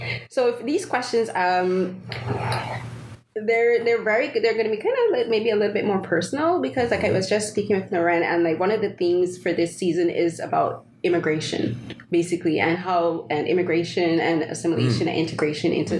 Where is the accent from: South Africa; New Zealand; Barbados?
Barbados; moved away; I'm from Barbados